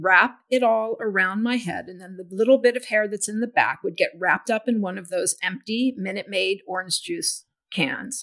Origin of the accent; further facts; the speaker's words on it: Houston, Texas, United States; I grew up in Houston, which is a very muggy and humid place